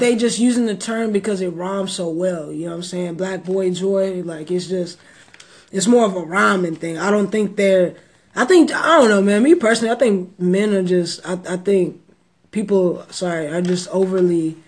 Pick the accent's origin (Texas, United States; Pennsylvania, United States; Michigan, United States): Texas, United States; I'm from Texas